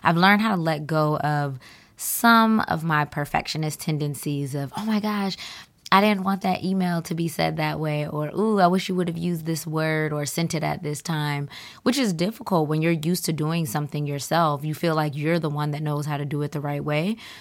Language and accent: English; Atlanta, Georgia, United States; moved away; I'm originally from Atlanta